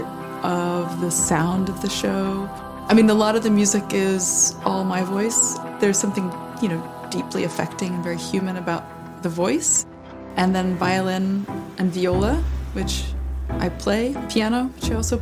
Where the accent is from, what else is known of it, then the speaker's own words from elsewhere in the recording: Greenville, North Carolina, United States; I grew up in Greenville, North Carolina